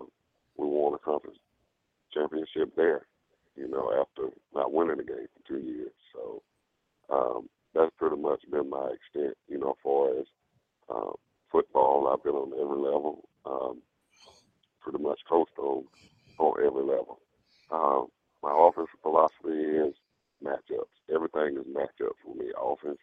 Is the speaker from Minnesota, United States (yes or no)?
no; LaGrange, Georgia, United States; I'm born and raised in Lagrange